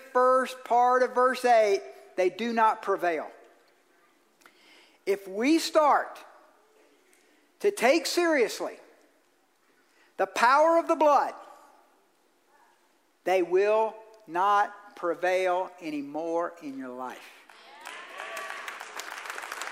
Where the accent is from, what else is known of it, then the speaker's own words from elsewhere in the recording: Georgia, United States; I'm from Georgia.